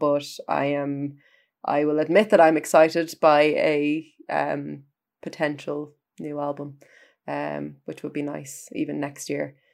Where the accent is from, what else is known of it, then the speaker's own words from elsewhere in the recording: Ireland; as an Irish music critic